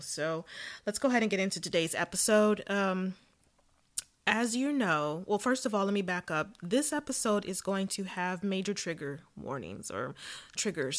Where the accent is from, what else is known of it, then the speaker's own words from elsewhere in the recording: Southern California, United States; I was born and raised in Southern California